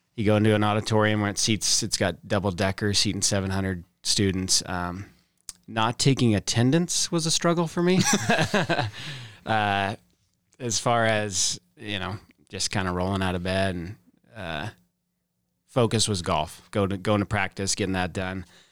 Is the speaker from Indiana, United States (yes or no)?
no; Boise, Idaho, United States; born and raised kinda South Boise area